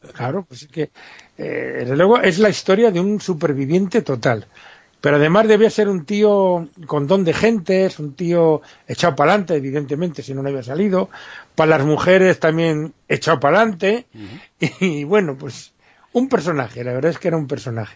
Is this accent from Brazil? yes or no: no; Spain; Como decimos en España